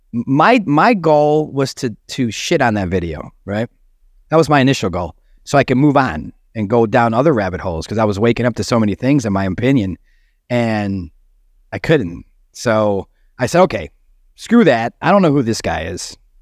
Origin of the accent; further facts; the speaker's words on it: Chicago, Illinois, United States; I'm from Chicago